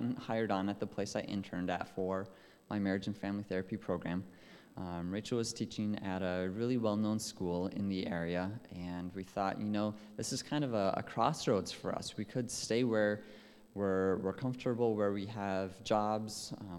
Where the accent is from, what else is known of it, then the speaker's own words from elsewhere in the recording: Minnesota, United States; accent: Minnesotan; I grew up in northern Minnesota. I've lost most of my accent, but it still comes out every once in a while if I am around people, especially with a little bit of a Canadian or Minnesotan.